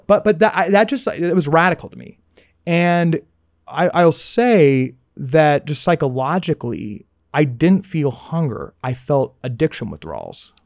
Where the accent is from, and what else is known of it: United States